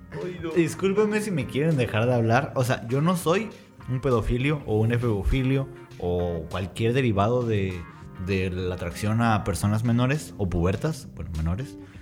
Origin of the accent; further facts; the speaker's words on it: Mexico; me crié como muchos mexicanos bajo la religión católica